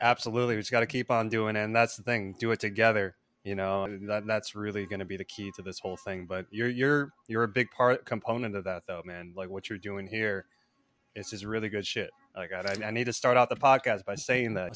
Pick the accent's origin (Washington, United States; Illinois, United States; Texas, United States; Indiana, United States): Illinois, United States; Palatine; now in Los Angeles, United States; I grew up in Palatine, Illinois, which is a northwest suburb of Chicago